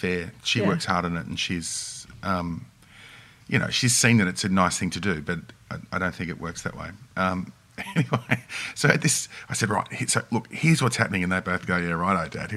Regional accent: Mount Eliza, Victoria, Australia; In Mount Eliza, right. So down in the Mornington Peninsula, south of Melbourne.

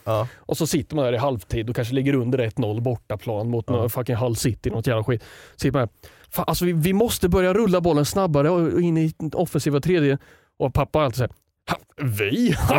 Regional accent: Sundsvall, Västernorrland County, Sweden; Jag växte upp i Sundsvall

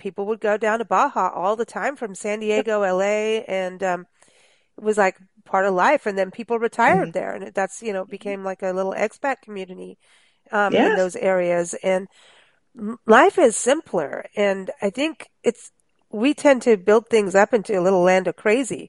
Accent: Kenya; moved away; growing up in Kenya, and this was in the 70s, late 70s

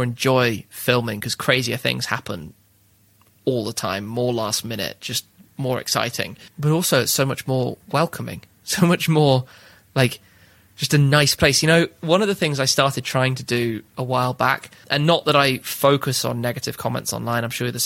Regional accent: United Kingdom; I'm British

